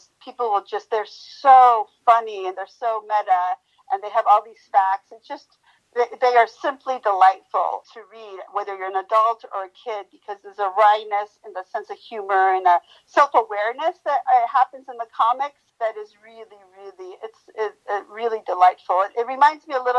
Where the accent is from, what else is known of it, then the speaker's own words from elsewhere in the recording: Mexico; moved away; I hail from Mexico